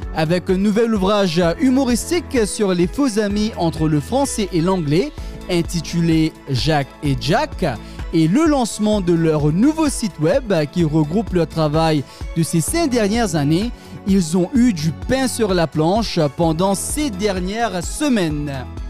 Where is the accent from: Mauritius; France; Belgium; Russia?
Mauritius; moved away; l'île Maurice, terre de mon enfance